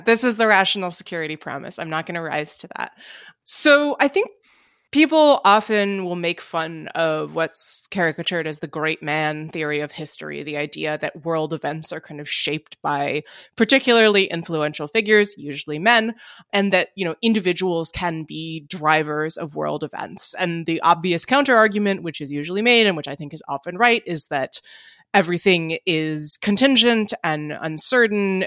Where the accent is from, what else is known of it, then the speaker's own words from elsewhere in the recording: Princeton, New Jersey, United States; my hometown of Princeton, New Jersey